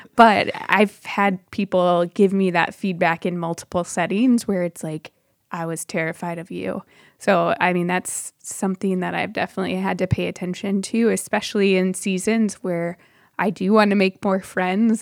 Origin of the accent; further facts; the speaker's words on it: Michigan, United States; moved away as an adult; also born or lived in Chicagoland; now in Chicago, United States; I grew up in Michigan primarily and moved down to Chicagoland for university